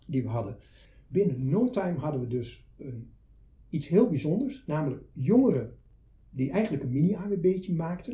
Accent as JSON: {"language": "Dutch", "area": "Twente", "region": "Overijssel", "country": "Netherlands", "said": "ik kom uit Twente"}